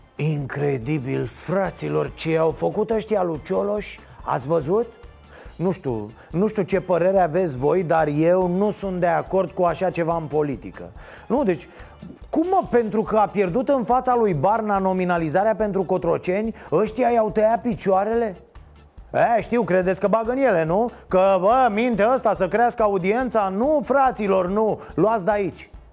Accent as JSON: {"language": "Romanian", "country": "Romania", "first_language": "Romanian", "said": "eu sunt român"}